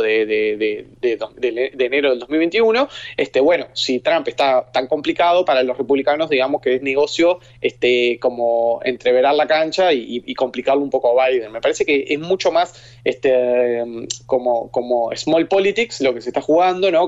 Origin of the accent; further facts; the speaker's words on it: Uruguay; Soy uruguayo, estoy en Uruguay